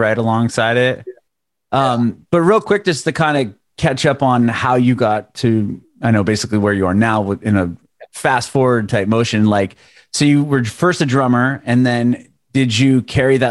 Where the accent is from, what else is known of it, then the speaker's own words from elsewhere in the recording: San Diego, California, United States; moved away as an adult; now in Nashville, United States; I'm from San Diego. We eventually moved to Nashville like a year ago.